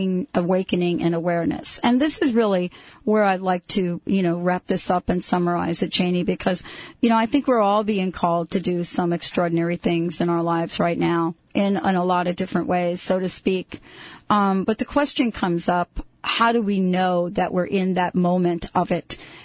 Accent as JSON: {"language": "English", "region": "New York", "country": "United States", "tie": "born or raised there", "also_born_or_lived": "New Jersey", "said": "I grew up in a family, of course, in New York, but my mom was from the South."}